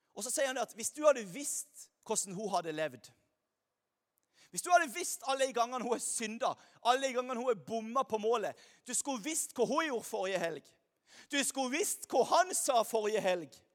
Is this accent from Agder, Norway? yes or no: yes; Lyngdal, Agder, Norway; now in Stavanger, Norway; jeg kommer her fra Lyngdal